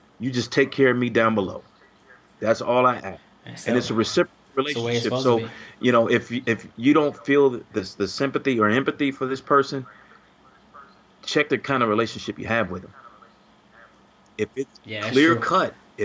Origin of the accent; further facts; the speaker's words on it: Chicago, Illinois, United States; I came from the South Side of Chicago